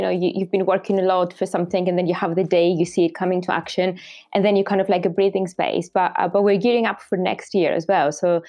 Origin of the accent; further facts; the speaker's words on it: Greece; now in Scotland; growing up in Greece